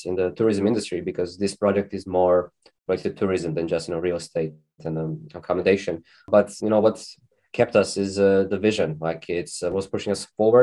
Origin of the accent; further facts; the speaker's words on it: Zagreb, City of Zagreb, Croatia; also born or lived in Lisbon, Portugal; born and raised in Zagreb, the capital of Croatia